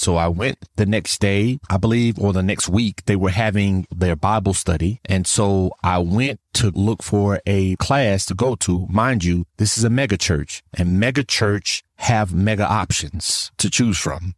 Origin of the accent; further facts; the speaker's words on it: Florida, United States; moved away as an adult; also born or lived in Tennessee; I'm originally from Florida and my wife is from Tennessee